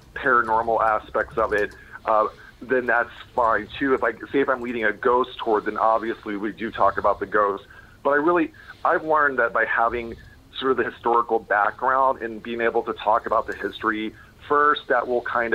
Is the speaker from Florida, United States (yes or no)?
yes; Pensacola, Florida, United States; moved away as an adult; also born or lived in Chicago, Illinois / New York City; now in Massachusetts, United States; I actually grew up in Florida and Chicago. My parents divorced, so I was in Chicago until I was 7, and then I moved to Florida